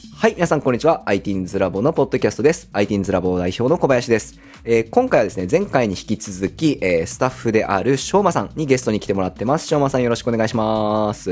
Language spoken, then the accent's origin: Japanese; Kasuga, Fukuoka, Japan; 出身が春日なんで